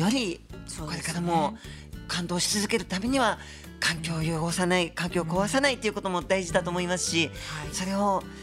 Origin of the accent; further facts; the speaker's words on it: Tateyama, Chiba, Japan; 私の地元の千葉の館山で